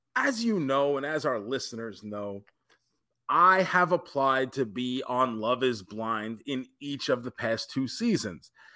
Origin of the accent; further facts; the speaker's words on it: Tampa, Florida, United States; my hometown of Tampa, Florida